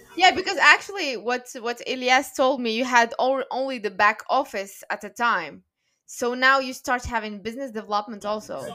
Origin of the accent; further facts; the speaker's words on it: Morocco; moved away as an adult; now in Paris, France; I was born and raised in Morocco